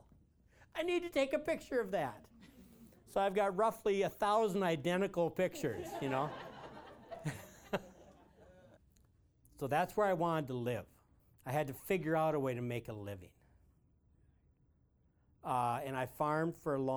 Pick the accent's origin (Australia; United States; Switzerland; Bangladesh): United States; Malta Township, Big Stone County, Minnesota; In Malta Township, where I was born